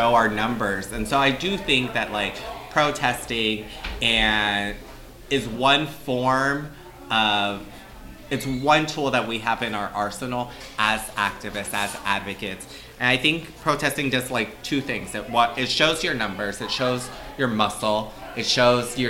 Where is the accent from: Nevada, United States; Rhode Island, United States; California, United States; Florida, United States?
Florida, United States; Orlando; I'm from Florida, so Floridians, we tend to have a lot of ties to the Caribbean